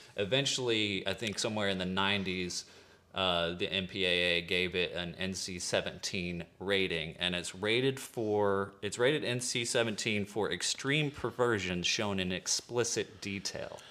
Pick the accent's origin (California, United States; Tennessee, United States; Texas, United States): Texas, United States; East; from East Texas